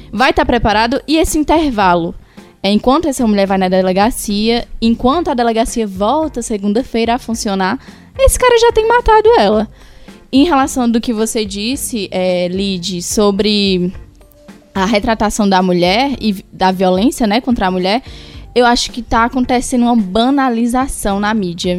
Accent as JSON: {"language": "Portuguese", "region": "Ceará", "country": "Brazil", "said": "eu sou do Ceará e eu tenho uma família totalmente patriarcal"}